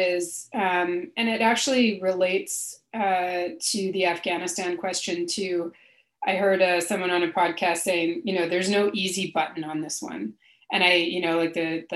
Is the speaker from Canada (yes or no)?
yes; Canada; as a Canadian